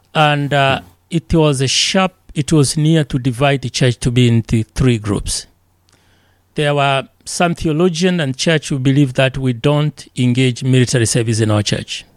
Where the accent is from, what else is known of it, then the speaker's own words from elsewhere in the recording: Tanzania; moved away as an adult; now in Elkhart, United States; I'm from Tanzania.